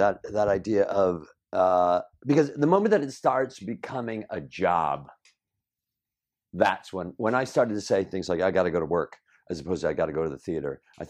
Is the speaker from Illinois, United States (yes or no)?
yes; Chicago, Illinois, United States; I grew up in the north side